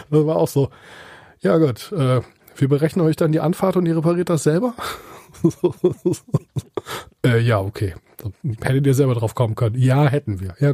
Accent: area around Göttingen, Lower Saxony, Germany; also born or lived in Munich; now in Kiel, Germany; ich komme gebürtig aus der Gegend von Göttingen.

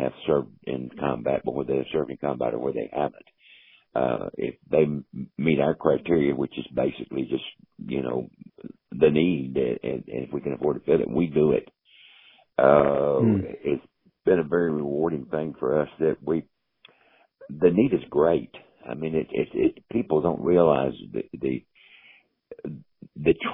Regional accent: Wilmington, North Carolina, United States; I'm from Wilmington, North Carolina, which is a seaport town.

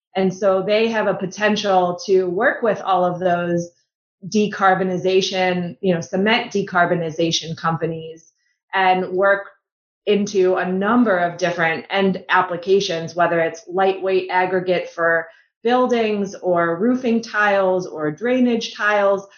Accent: Buffalo Grove, Illinois, United States; also born or lived in Chicago; I grew up in the suburbs of Chicago, a town called Buffalo Grove.

